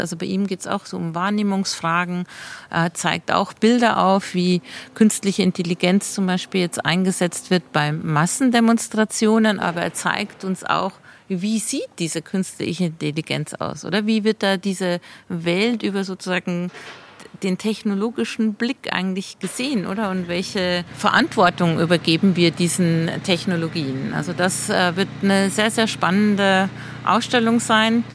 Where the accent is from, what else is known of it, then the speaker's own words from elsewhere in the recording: Passau, Bavaria, Germany; moved away as an adult; now in Basel, Switzerland; ich komme ja gebürtig aus Passau, ist auch eine Grenzstadt zu Österreich